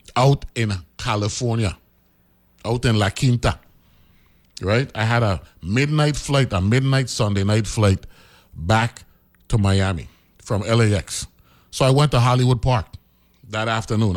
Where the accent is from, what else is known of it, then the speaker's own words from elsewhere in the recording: U.S. Virgin Islands; I'm from the Virgin Islands